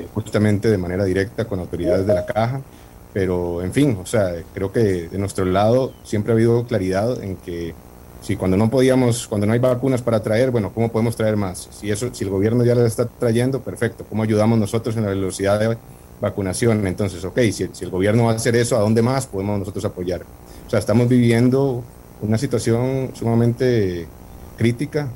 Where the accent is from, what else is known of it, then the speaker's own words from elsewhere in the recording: Costa Rica; moved away as an adult; Yo tengo 40 años, soy costarricense